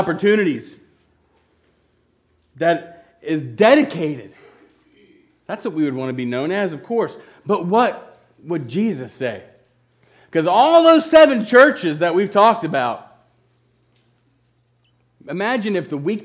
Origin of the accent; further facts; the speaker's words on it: Hartford, Kentucky, United States; we're from Hartford, the home of 2,000 happy people and a few sore heads.